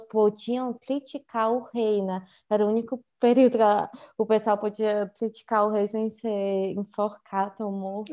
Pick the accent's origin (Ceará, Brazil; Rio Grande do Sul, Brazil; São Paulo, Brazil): Ceará, Brazil; Fortaleza; also born or lived in Olinda; eu praticamente cresci no Benfica, desde que eu era muito pequena